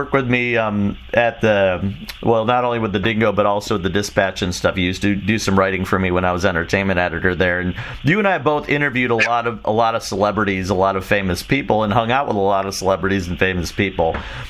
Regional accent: Chicago, Illinois, United States; Because I grew up in Chicago, and I was there when before Smashing Pumpkins became huge

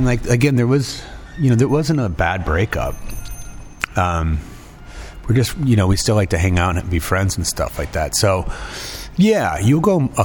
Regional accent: Davenport, Iowa, United States; moved away; I don't really have any family living here anymore, but it's still kind of my hometown

